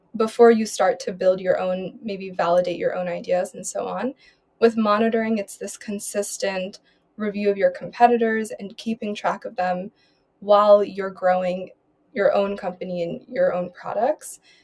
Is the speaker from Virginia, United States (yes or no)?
no; Philadelphia, Pennsylvania, United States; moved away as an adult; now in Berlin, Germany; born and raised in Philadelphia